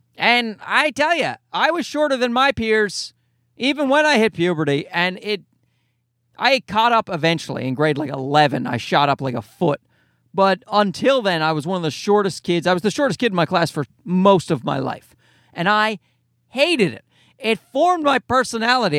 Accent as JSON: {"language": "English", "region": "Newfoundland and Labrador", "country": "Canada", "accent": "nasal leprechaun Newfoundland", "moved": "yes", "lives_now": "Toronto, Canada", "said": "my nasal leprechaun Newfoundland voice"}